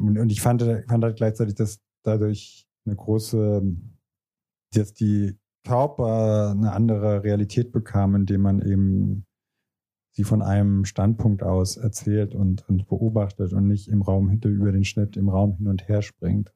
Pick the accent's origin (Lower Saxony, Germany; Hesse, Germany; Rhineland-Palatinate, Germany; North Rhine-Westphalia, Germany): Rhineland-Palatinate, Germany; Diez; moved away; also born or lived in France; in meiner Heimatstadt Dietz